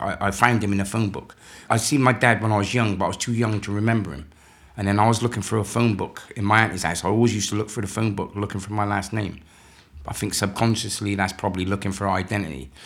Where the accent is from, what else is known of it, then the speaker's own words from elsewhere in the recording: Bristol, South West England, United Kingdom; moved away as an adult; also born or lived in London; I grew up in, um, Northwest and some of the time in the, the rival area.